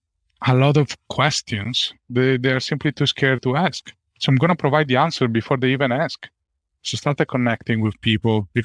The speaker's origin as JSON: {"language": "English", "country": "Italy", "moved": "as an adult", "lives_now": "Ireland", "said": "And I come from Italy"}